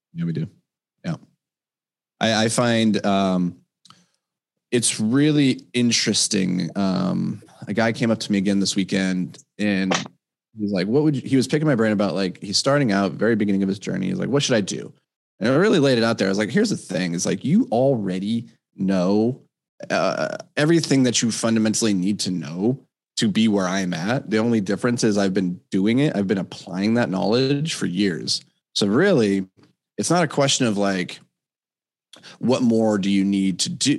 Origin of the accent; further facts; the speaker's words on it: Minnesota, United States; I'm a Minnesotan uh, white boy.